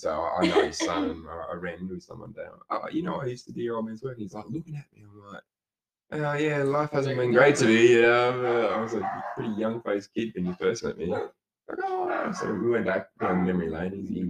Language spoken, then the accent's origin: English; Ireland; No matter where you go, yeah, I'm from Ireland.